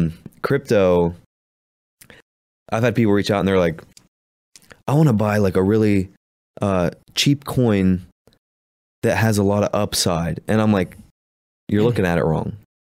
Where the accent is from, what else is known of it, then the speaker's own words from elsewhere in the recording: Appalachia, United States; accent: Appalachian; We're from Appalachia, so we say world weird.